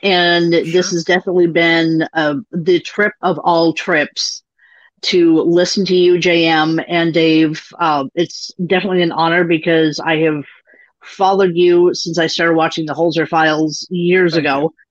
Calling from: Bellevue, Washington, United States; Bellevue, Washington, Pacific Northwest.

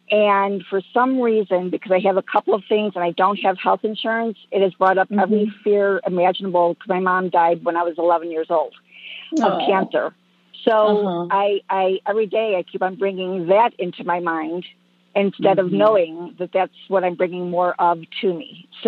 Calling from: Temecula, California, United States; I am calling from Temecula, California.

